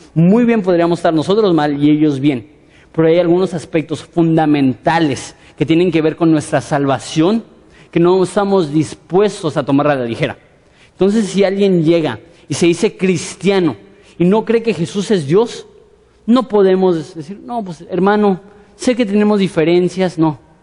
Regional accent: Mexico; nosotros como mexicanos

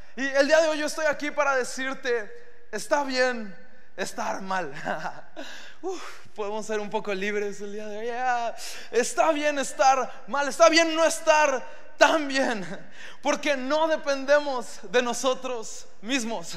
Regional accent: Mexico; como buenos hombres mexicanos

